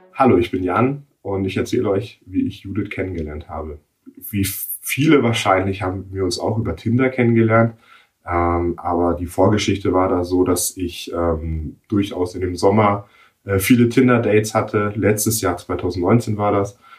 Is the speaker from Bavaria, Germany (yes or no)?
yes; Nuremberg, Bavaria, Germany; ich bin gebürtiger Nürnberger